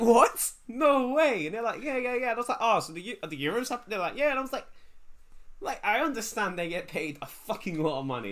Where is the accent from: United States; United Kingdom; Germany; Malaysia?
United Kingdom; England; I'm English.